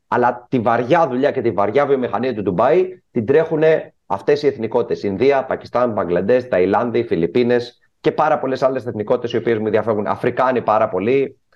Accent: Greece; moved away as an adult; now in United Arab Emirates; όταν ήμουν μικρό στην Ελλάδα, είμαι γεννημένο το 85

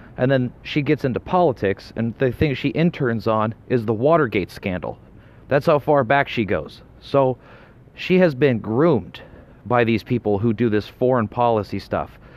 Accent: Colorado, United States; I'm from Colorado, where the Bureau of Land Management now resides

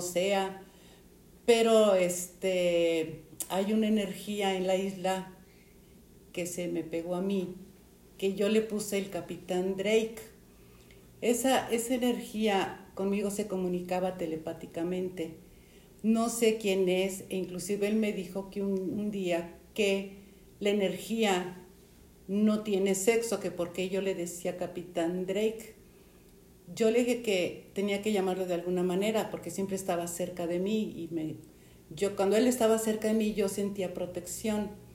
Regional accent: Mexico; tengo 74 años y soy de México

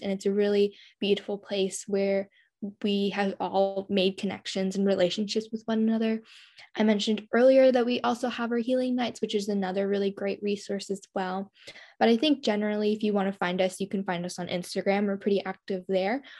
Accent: rural Oregon, United States; I'm from a really small town in rural Oregon.

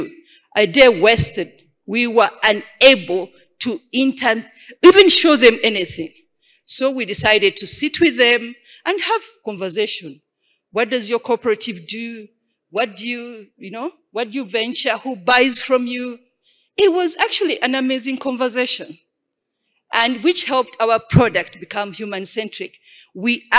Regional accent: Uganda; I come from Uganda

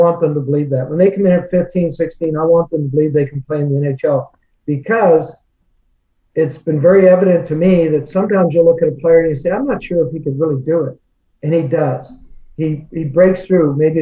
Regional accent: Nova Scotia, Canada; moved away; We're both from the Maritimes. I'm from Nova Scotia.

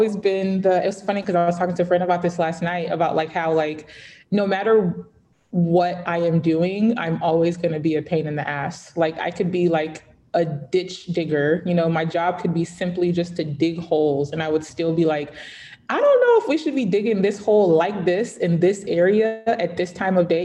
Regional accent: Atlanta, Georgia, United States; born or raised there; also born or lived in Lagos, Nigeria

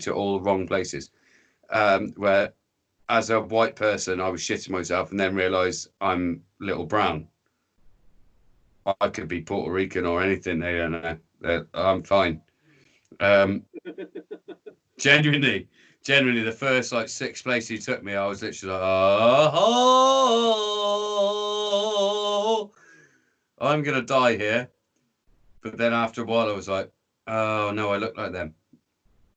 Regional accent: England, United Kingdom; I'm brown in disguise and I'm English.

